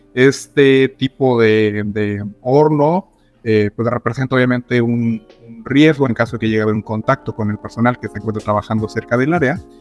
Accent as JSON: {"language": "Spanish", "region": "San Luis Potosí", "country": "Mexico", "tie": "born or raised there", "moved": "yes", "lives_now": "Mexico City, Mexico", "said": "soy originario de San Luis Potosí, pero estoy viviendo actualmente en Ciudad de México"}